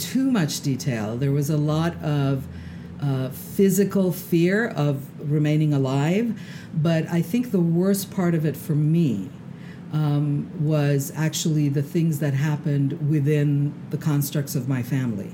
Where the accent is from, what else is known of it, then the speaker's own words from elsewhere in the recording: Isfahan, Iran; moved away; also born or lived in Tehran; my hometown is really the city of Isfahan